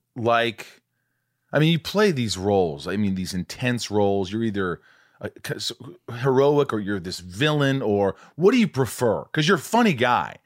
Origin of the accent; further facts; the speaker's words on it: Indiana, United States; also born or lived in New York; I'm from New York, but I grew up in a small town in Indiana